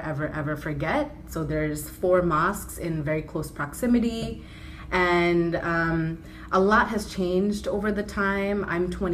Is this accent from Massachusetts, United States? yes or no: no; New York City, New York, United States; I was born and raised in Kensington, and currently, you know, it has the largest density of Bangladeshis in the borough of Brooklyn